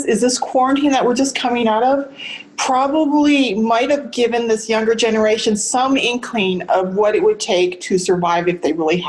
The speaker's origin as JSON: {"language": "English", "region": "Montana", "country": "United States", "tie": "born or raised there", "said": "when I was growing up in Montana, there were Native Americans around us"}